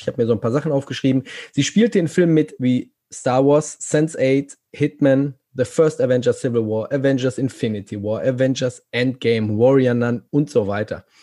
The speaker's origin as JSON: {"language": "German", "region": "North Rhine-Westphalia", "country": "Germany", "said": "ich komme ja aus Nordrhein-Westfalen"}